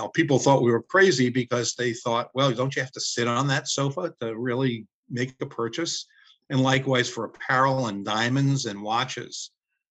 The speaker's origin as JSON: {"language": "English", "town": "New York City", "region": "New York", "country": "United States", "tie": "born or raised there", "said": "Growing up in Brooklyn"}